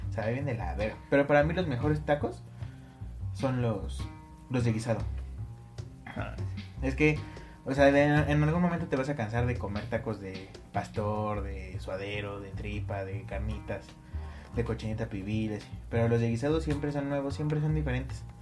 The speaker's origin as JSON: {"language": "Spanish", "country": "Mexico", "said": "somos mexicanos."}